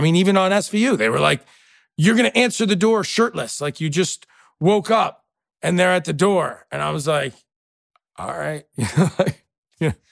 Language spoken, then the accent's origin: English; New York City, New York, United States; moved away; I grew up very tight, you know, uh, two-bedroom apartment in New York